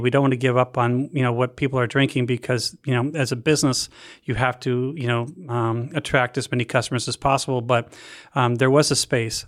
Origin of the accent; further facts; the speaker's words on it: Canada; moved away; growing up in Canada